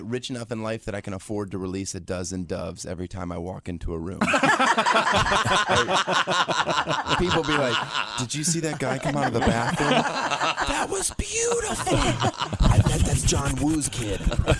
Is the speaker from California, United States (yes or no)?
no; Florida, United States; born or raised there